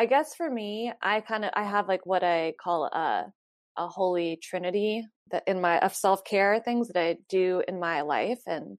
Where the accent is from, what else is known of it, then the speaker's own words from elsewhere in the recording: North Carolina, United States; moved away as an adult; I haven't lived there since I was 18